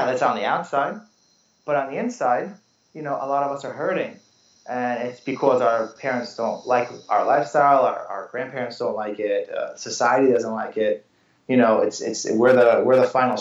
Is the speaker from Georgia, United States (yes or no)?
no; New York City, New York, United States; I'm a New Yorker